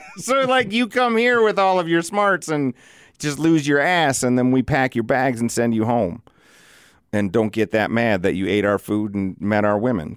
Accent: South Dakota, United States; born and raised in South Dakota

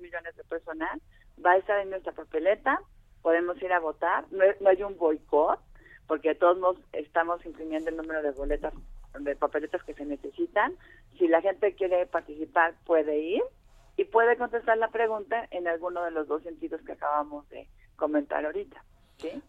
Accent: Mexico; nosotros claros como como mexicanas y mexicanos

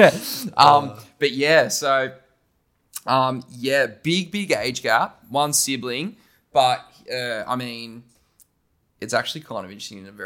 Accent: Wollongong, New South Wales, Australia; Wollongong, by the way, I'm a Wollongong boy, born and bred

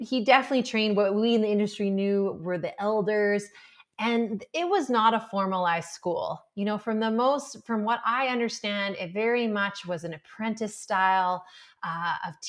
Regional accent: Alberta, Canada; I'm from Alberta, Canada, and there was no classical Pilates where I was

